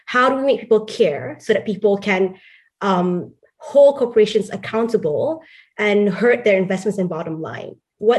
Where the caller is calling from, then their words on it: Oxford, South East England, United Kingdom; I'm calling from Oxford.